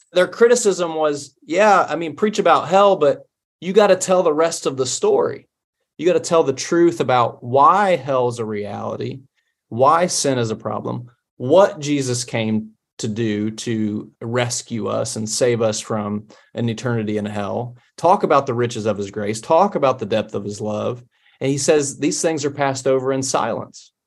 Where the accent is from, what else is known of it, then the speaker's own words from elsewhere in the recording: Appalachia, United States; also born or lived in Scotland / Cambridge, England; as an Appalachian